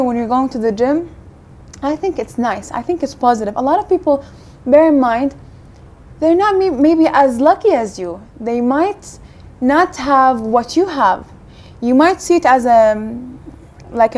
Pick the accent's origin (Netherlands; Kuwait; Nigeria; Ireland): Kuwait; also born or lived in United States; now in United Kingdom; I grew up in Kuwait